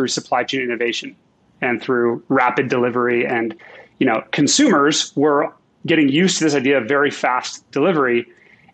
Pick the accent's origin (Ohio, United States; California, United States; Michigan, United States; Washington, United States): Washington, United States; Seattle; moved away as an adult; I grew up in Seattle